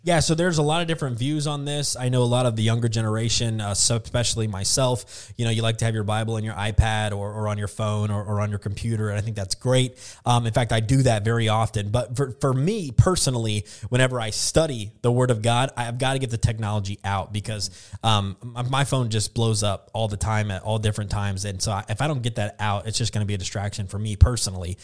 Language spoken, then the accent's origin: English; the South, United States; moved away as an adult; also born or lived in the West (US) / the Northeast (US); now in Northeast, United States; growing up in the South and living in the West for a while, moving out to the Northeast